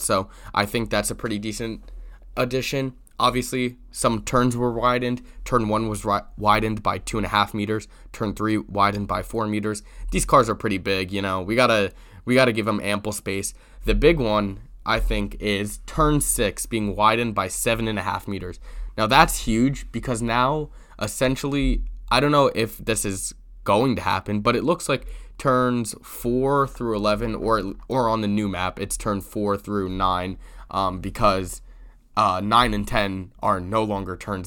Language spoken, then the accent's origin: English; United States